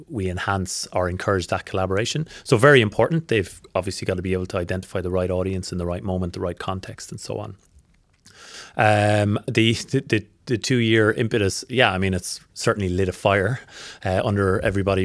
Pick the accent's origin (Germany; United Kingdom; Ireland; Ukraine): Ireland; moved away as an adult; now in Australia; I'm not from around here. I'm Irish. I've been in Australia for six years.